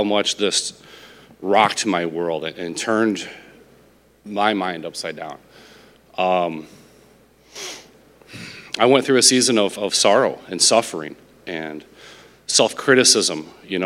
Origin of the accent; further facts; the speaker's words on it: Illinois, United States; moved away as an adult; also born or lived in Nevada; now in Sylvania, United States; We grew up in Illinois.